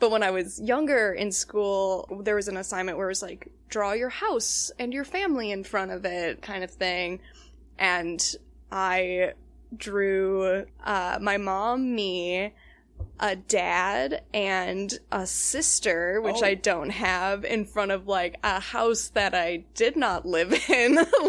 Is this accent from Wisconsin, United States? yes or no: yes; Palmyra, Wisconsin, United States; I'm from Palmyra, Wisconsin, and that is the, like, southeastern tip of the Kettle Moraine Forest.